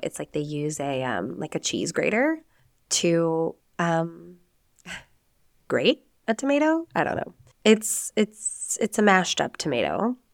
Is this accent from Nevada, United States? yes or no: yes; Nevada, United States; moved away as an adult; now in Spain; I am an American. I am from the United States, from the beautiful sagebrush-filled state of Nevada